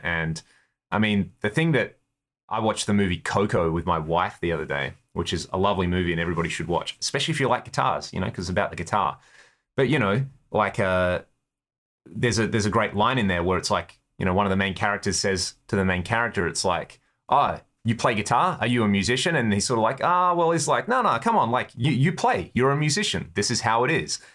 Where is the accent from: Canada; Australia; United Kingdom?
Australia; We're from Australia. We're in America.